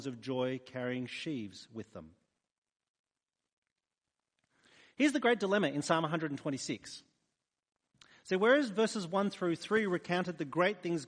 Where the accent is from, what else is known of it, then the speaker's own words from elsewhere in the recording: New South Wales, Australia; moved away as an adult; also born or lived in Sydney; now in Adelaide, Australia; I was born in New South Wales